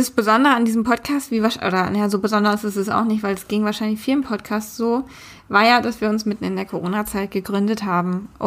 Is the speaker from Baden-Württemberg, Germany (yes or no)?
no; Berlin, Germany; also born or lived in Hamburg; Ich bin von Hamburg nach Berlin gezogen vor einem Jahr. Ich glaube, in der Folge zum Thema Wohnen die ich damals mit Lea gemacht habe, haben wir das auch erwähnt. Bin jetzt hier wieder ganz gut angekommen in meiner Heimatstadt